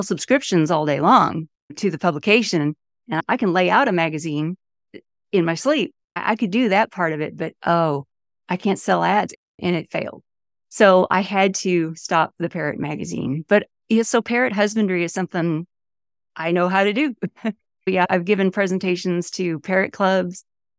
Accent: Homestead, Florida, United States; born there; also born or lived in Mallorca; I went a little bit of everywhere the first few years of my life. I was born in Homestead on the Air Force base, okay. which is no longer there. But you know, I lived in Mallorca for, I guess, a year when I was an infant.

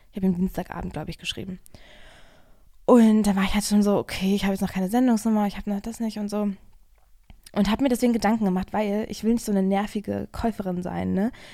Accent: Germany; now in Berlin, Germany; weil ich bin ja hier in der Nähe zur Schule gegangen.

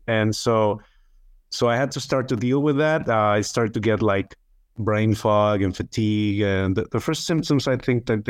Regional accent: Chihuahua, Mexico; I'm from Chihuahua, Mexico, where it's another state, Mexican, another state that is neighboring Texas in the United States.

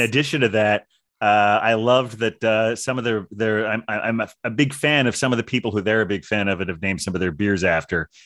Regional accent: Ohio, United States; moved away as an adult; also born or lived in California; now in New York City, United States; I grew up in Ohio, but I've been in, uh, New York for the last quarter of a century

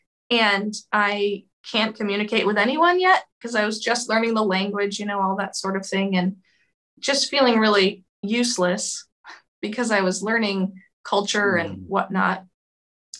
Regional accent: suburb of Boston, Massachusetts, United States; moved away as an adult; also born or lived in Romania; now in Moldova; I am originally from Massachusetts, grew up in a suburb of Boston

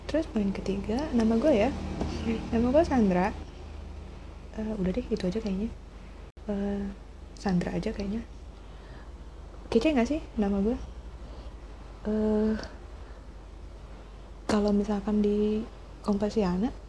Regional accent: Tangerang, Banten, Indonesia; also born or lived in Surabaya; now in Jakarta, Indonesia; padahal gue aslinya orang Tangerang men gue uh, besar Tangerang sekolah dari TK sampai SMA di Tangerang terus gue pergi kuliah di Surabaya

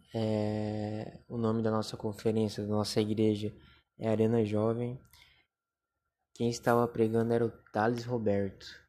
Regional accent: Joinville, Santa Catarina, Brazil; sou natural de Joinville, Santa Catarina, onde moro e habito aqui há 23 anos

